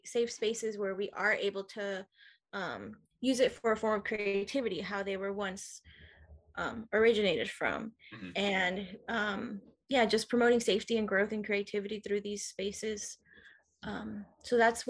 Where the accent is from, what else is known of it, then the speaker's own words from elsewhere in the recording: Oceanside, California, United States; I was born and raised in Oceanside